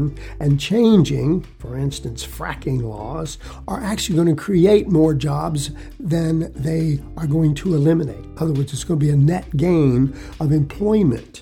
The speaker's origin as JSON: {"language": "English", "region": "Texas", "country": "United States", "also_born_or_lived": "Fort Davis, Texas", "said": "I'm primarily a Texan, folks, although I'm up north right now for a while"}